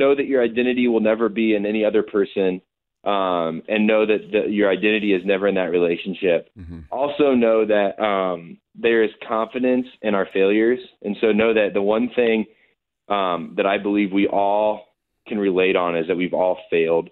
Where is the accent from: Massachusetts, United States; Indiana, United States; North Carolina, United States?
Indiana, United States; the Midwest; So I grew up in the Midwest